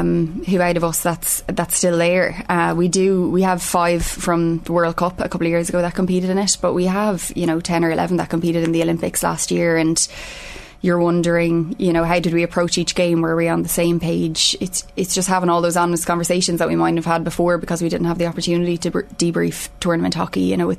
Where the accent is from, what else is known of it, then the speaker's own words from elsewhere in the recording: Ireland; we're hoping that we bring that as part of being Irish